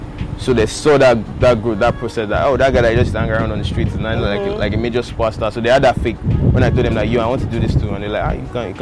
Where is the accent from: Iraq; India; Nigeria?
Nigeria; Lagos; I grew up in Akoka Bariga. It's like somewhere on the mainland.